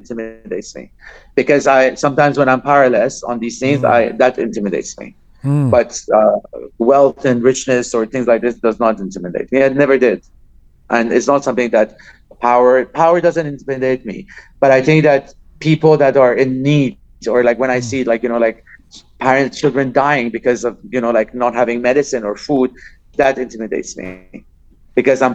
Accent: Iran; I'm from Iran

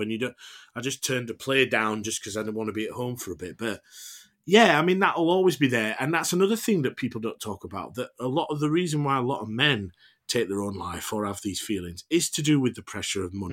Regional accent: United Kingdom; as British people

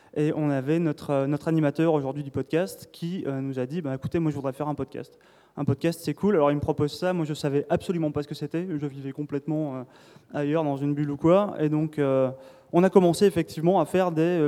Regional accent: south of France, France; je viens du sud de la France

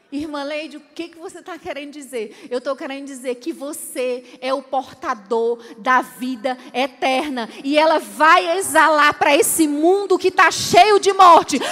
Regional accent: Fortaleza, Ceará, Brazil; moved away as an adult; now in Angola; eu lembro quando eu era adolescente lá em Fortaleza

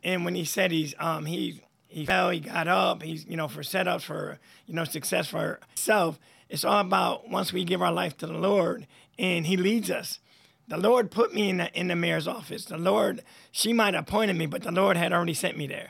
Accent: Troy, New York, United States; born and raised in Troy

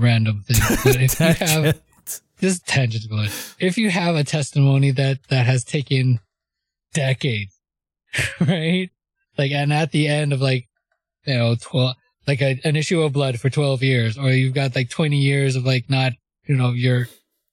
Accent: Canada; I'm Canadian. I'm going to say Gen Z.

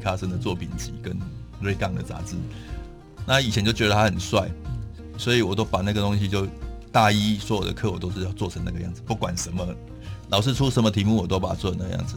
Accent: Taichung, Taiwan; moved away as an adult; now in Taipei, Taiwan; 因为我是台中人，我是从台中上来的

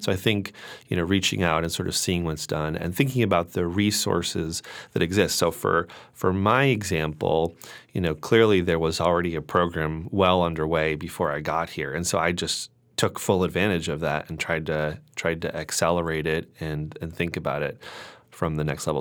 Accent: Connecticut, United States; moved away as an adult; also born or lived in Pittsburgh / New York; I am originally from Connecticut

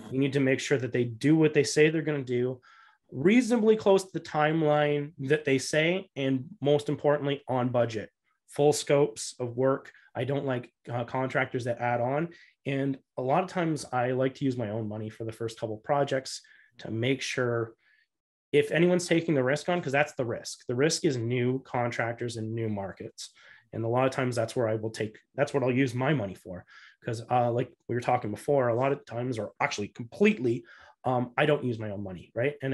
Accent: Canada; I came from the Canadian background and I do 50 50.

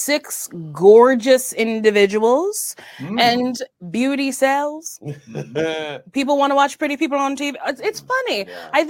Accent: Monmouth County, New Jersey, United States; I'm from Monmouth County. So yeah. I guess you would call it South Jersey. We say Central.

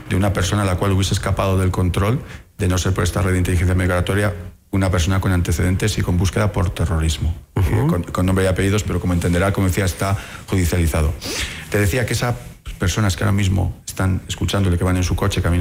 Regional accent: Ecuador; eh, como ecuatoriano, de pensar que todas mis autoridades, de fuerzas y cuerpos de seguridad, de inteligencia, trabajan para buscar

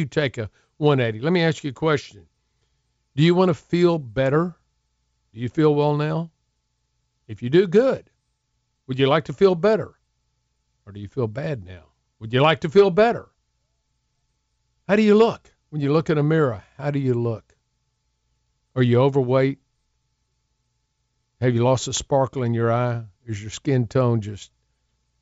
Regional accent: Houston, Texas, United States; I grew up in Houston.

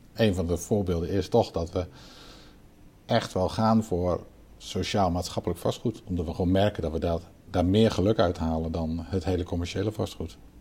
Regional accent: Netherlands; wij als Nederlanders

